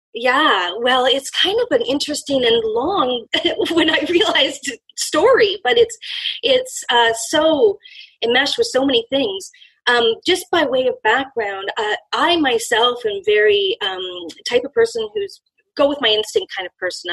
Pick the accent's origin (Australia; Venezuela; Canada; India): Canada; I'm from Canada